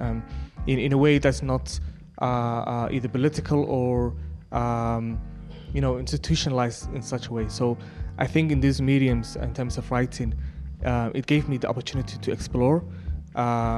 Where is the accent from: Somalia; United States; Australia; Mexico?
Somalia; Somaliland; I'm from Somaliland